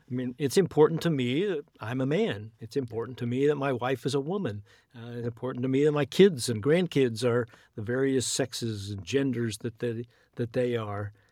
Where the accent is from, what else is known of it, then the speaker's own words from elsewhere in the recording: United States; as American Christians